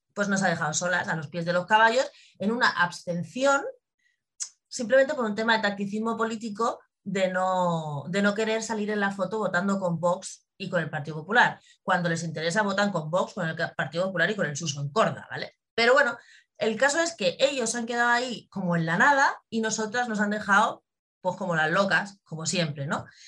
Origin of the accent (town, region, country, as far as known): Spain